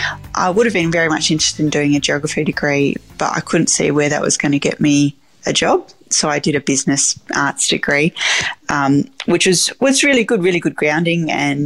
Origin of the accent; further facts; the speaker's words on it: Bordertown, South Australia, Australia; So I grew up on the farm. My grandparents were there, and it was great. And growing up in Bordertown was a lovely place to grow up.